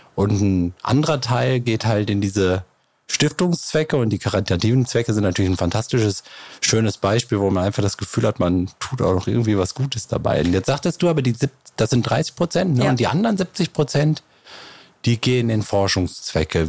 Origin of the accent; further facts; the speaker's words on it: Neukirchen-Vluyn, North Rhine-Westphalia, Germany; ich komme ja auch aus Neukirchen Flühen